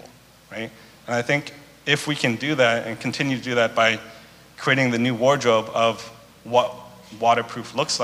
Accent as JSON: {"language": "English", "town": "Vancouver", "region": "British Columbia", "country": "Canada", "tie": "born or raised there", "said": "growing up in Vancouver, we just like, that's all you hear whenever it's raining"}